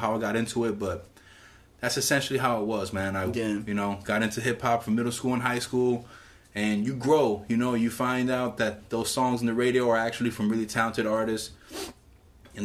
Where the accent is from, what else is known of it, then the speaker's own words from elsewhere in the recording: Hialeah, Florida, United States; growing up in Hialeah, which is like a rough neighborhood back in that day